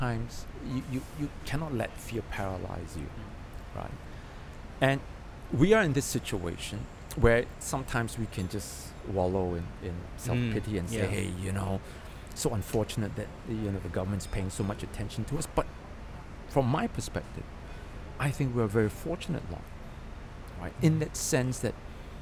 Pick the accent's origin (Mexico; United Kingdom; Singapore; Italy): Singapore; we are Singaporeans. We were born and bred in Singapore.